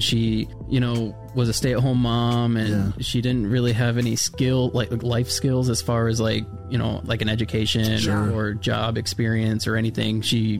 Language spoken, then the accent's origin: English; Florida, United States; before foster care, I lived in Florida. I was born and raised in Florida. I have four other siblings.